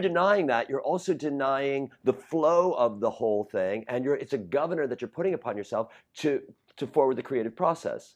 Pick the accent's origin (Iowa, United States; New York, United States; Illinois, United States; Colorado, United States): Illinois, United States; Chicago; I'm from Rogers Park